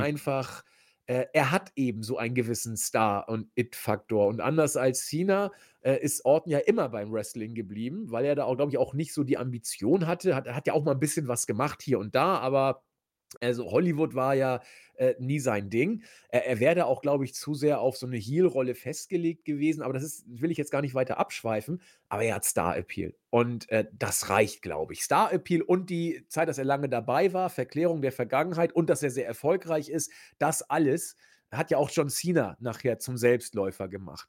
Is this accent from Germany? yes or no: yes; Hamburg, Germany; accent: spitzes S (Hamburg); ich komme ja aus Hamburg, da ist das S immer spitz